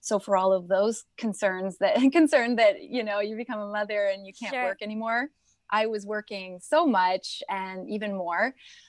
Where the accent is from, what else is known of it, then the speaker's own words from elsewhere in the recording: Toronto, Ontario, Canada; now in United States; I came from Toronto, so I'm Canadian and American, and I came after 9/11.